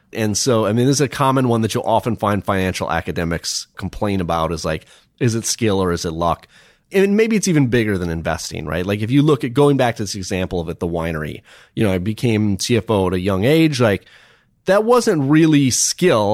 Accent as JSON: {"language": "English", "region": "Minnesota", "country": "United States", "tie": "born or raised there", "said": "I grew up in Minnesota"}